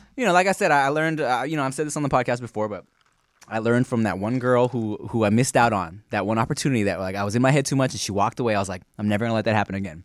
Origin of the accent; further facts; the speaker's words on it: Long Beach, California, United States; also born or lived in Billings, Montana; My family moved when I was a baby to Long Beach